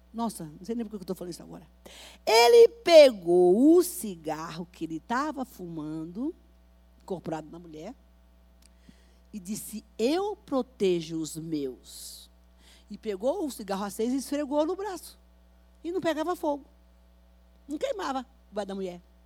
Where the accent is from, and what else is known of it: Bahia, Brazil; now in São Paulo, Brazil